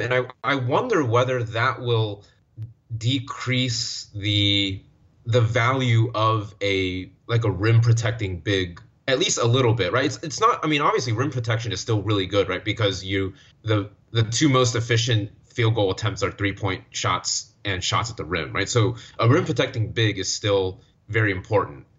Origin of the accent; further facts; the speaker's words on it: Orlando, Florida, United States; I'm, I'm from Orlando.